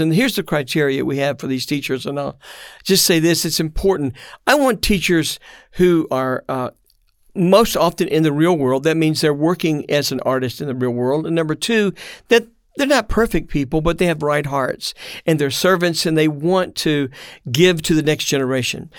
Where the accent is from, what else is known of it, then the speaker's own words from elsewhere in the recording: Memphis, Tennessee, United States; also born or lived in Brussels, Belgium; now in Missouri, United States; I'm born in Memphis, Tennessee, and uh, now have been in and out of Europe for the last 50 years